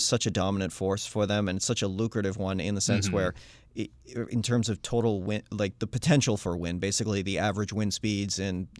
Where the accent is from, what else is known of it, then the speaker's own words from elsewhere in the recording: New Hampshire, United States; My home state.